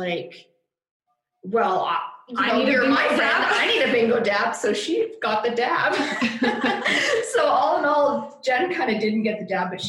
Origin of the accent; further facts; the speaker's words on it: Yorkton, Saskatchewan, Canada; we're both from Yorkton